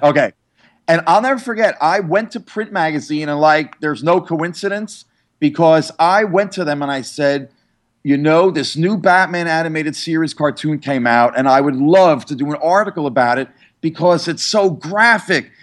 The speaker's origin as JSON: {"language": "English", "area": "New York area", "region": "New Jersey", "country": "United States", "tie": "born or raised there", "said": "I grew up in the New York area, New Jersey"}